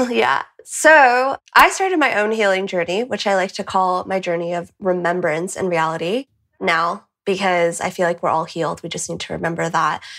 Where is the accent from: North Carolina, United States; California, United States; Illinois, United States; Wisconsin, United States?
California, United States; moved away as an adult; also born or lived in Boston; now in Madrid, Spain; I'm from California, but I'm currently in Madrid.